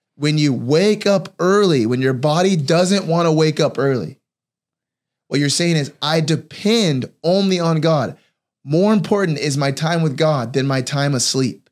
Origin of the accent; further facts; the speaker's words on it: California, United States; I grew up in California